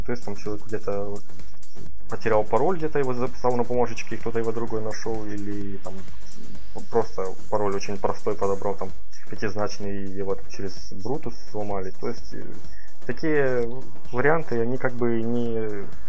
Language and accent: Russian; Ukraine; я как человек из Украины